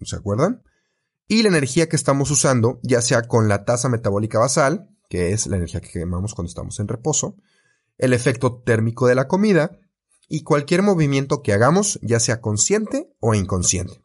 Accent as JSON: {"language": "Spanish", "country": "Mexico", "said": "yo soy de México"}